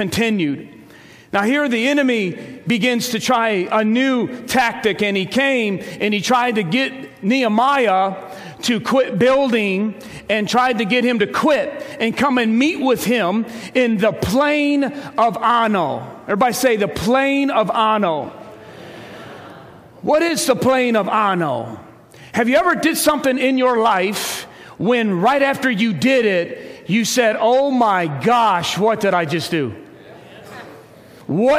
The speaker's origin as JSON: {"language": "English", "town": "Ecorse", "region": "Michigan", "country": "United States", "tie": "born or raised there", "said": "I grew up in Ecorse"}